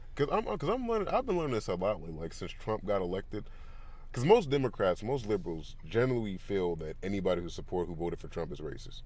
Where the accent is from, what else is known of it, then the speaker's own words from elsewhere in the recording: California, United States; I grew up in California